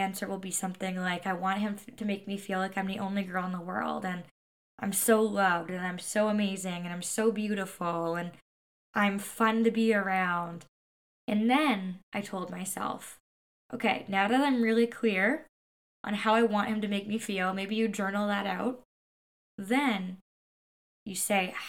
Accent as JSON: {"language": "English", "country": "Canada", "said": "I'm Canadian"}